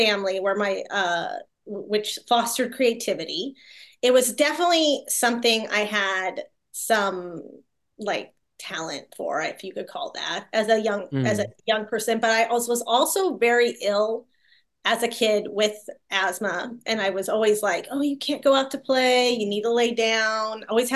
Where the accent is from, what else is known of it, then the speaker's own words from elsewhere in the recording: the Northwest, Pacific Northwest, United States; moved away; I grew up in the Northwest with oppressive dark green